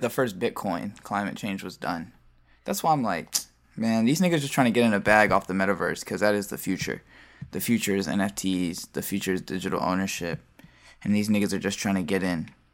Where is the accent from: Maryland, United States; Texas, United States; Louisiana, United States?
Maryland, United States; Baltimore; I'm a producer, and I'm from Baltimore